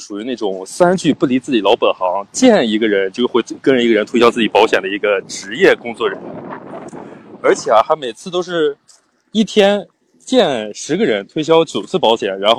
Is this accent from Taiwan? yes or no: no; Shanxi, China; 酒馆哥，你你确定酒馆哥跟我是山西的是吧？